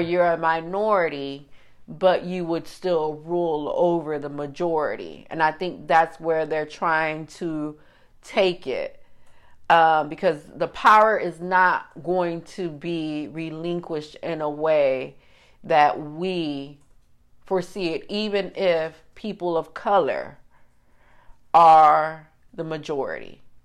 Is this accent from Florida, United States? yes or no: yes; Miami, Florida, United States; growing up in Miami